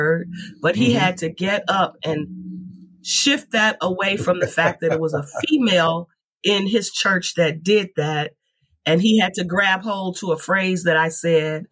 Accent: California, United States; I grew up on Warren, California

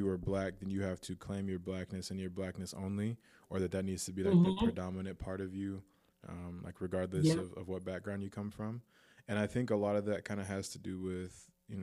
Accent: United States; I'm Black American.

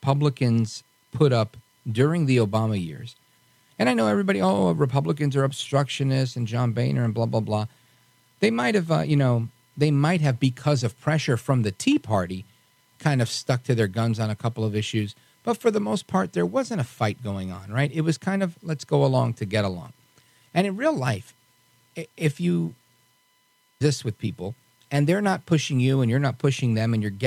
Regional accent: New York City, New York, United States; I'm a New Yorker

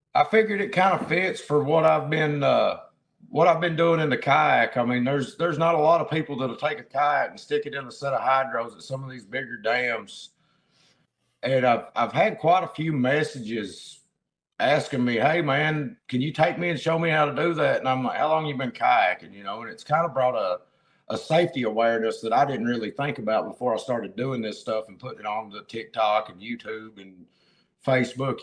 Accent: Central Kentucky, United States; I am from Central Kentucky. Is the easiest way to put that. I'm outside of Lexington

